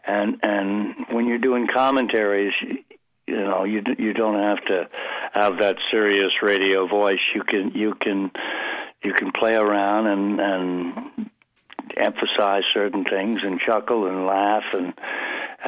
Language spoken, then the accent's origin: English; Baltimore, Maryland, United States; accent: Baltimore; moved away as an adult; also born or lived in Princeton / New York; I grew up in Baltimore, which is a terrible regional accent, very nasal